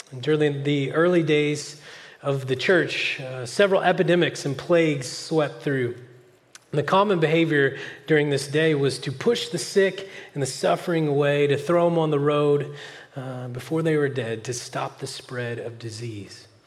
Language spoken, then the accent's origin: English; California, United States; now in Oklahoma, United States; But then when uh, an Oklahoman finds out I'm a Californian, they will say questions like this